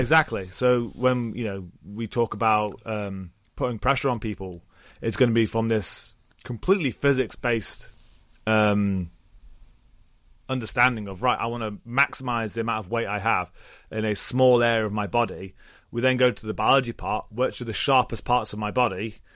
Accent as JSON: {"language": "English", "region": "England", "country": "United Kingdom", "accent": "English", "said": "I am English"}